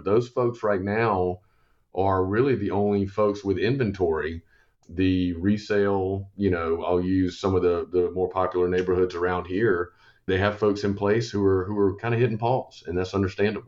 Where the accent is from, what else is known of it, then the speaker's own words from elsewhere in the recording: Columbia, South Carolina, United States; Born and raised in Columbia